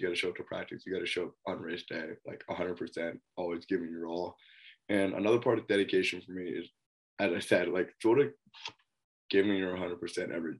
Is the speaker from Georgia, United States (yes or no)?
no; Northern Virginia, United States; moved away as an adult; now in Oregon, United States; from where I'm from Virginia, Northern Virginia